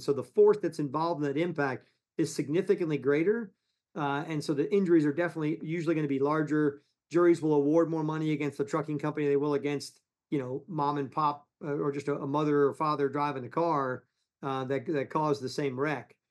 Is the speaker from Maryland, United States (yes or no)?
no; Ponce Inlet, Florida, United States; also born or lived in New York / Palm Beach, Florida; We grew up in Ponce Inlet